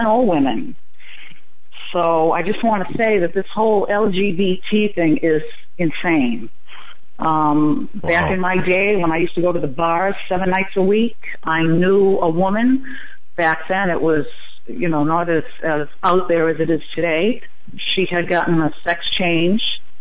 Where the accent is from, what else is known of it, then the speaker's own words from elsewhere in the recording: Boston, Massachusetts, United States; moved away as an adult; now in Florida, United States; I'm originally from the Boston area